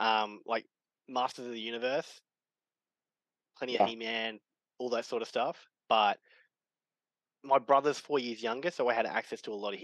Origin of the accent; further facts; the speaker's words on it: Australia; Yeah, it's interesting. Australia, especially back, so I'm an 81 baby